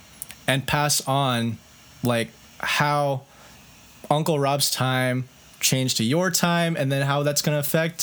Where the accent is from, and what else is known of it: Seattle, Washington, United States; born or raised there